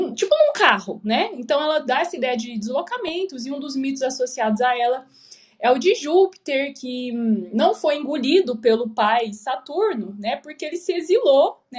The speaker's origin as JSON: {"language": "Portuguese", "town": "Goiânia", "region": "Goiás", "country": "Brazil", "moved": "yes", "lives_now": "Curitiba, Brazil", "said": "Porque eu moro em Curitiba, mas eu sou de Goiânia"}